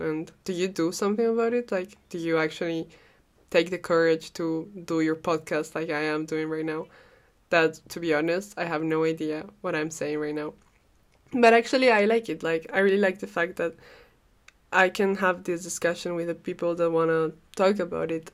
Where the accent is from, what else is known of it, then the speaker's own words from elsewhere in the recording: Cajamarca, Peru; first language Spanish; English is a second language; now in Brussels, Belgium; I'm a Peruvian girl living in Brussels. I come from Cajamarca. It's an amazing city in the Andes of Peru.